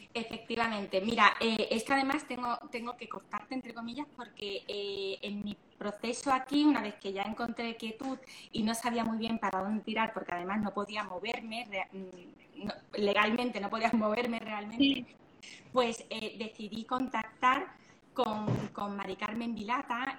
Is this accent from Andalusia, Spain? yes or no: yes; Andalusia, Spain; somos andaluces también